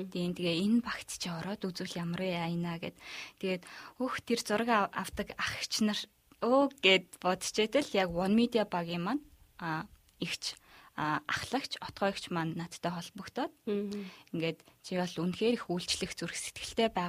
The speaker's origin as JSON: {"language": "Mongolian", "country": "Mongolia", "moved": "as an adult", "said": "би Монгол руугаа буцах билетээ бол авсан байсан"}